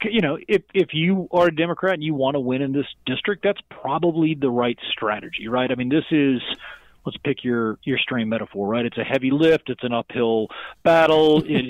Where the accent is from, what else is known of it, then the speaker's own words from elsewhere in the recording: South Carolina, United States; born there; also born or lived in Virginia / Tennessee; I was born in South Carolina, and then I moved to Virginia, then back to South Carolina, then to Tennessee, than in North Carolina.